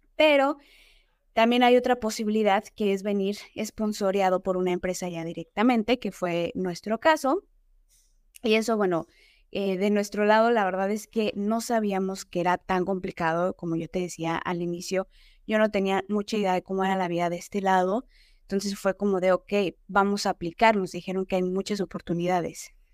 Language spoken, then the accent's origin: Spanish; State of Mexico, Mexico; moved away as an adult; now in Dublin, Ireland; yo nací en la Ciudad de México. Eh, tiempo después me fui a vivir al Estado de México y ahí es básicamente donde yo crecí.